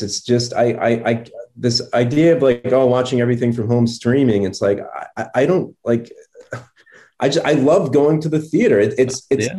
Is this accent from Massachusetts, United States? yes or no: yes; Revere, Massachusetts, United States; moved away; my hometown theater of uh, Revere